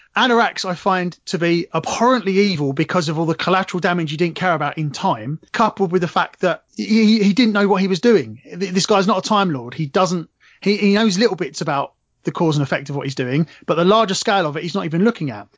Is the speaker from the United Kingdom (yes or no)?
yes; England, United Kingdom; I'm English